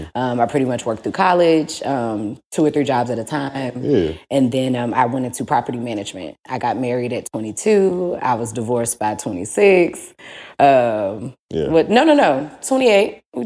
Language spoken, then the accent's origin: English; St. Louis, Missouri, United States; I'm from St. Louis.